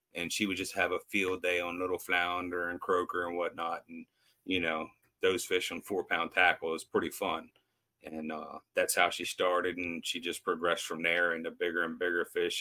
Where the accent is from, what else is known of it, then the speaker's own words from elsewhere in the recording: United States; I grew up on the Eastern Shore here, so I've fished and crabbed my whole life.